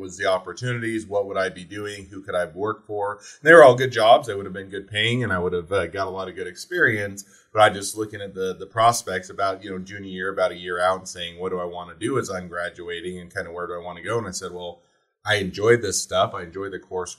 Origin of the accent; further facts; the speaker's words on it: Utah, United States; moved away as an adult; also born or lived in Cleveland, Ohio; where all my family was and where I was raised in Utah